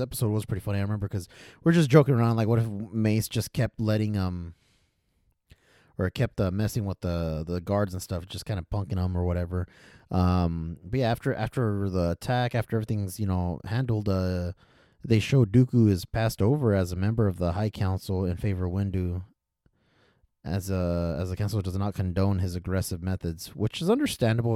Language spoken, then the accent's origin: English; Fresno, California, United States; I'm from Fresno area.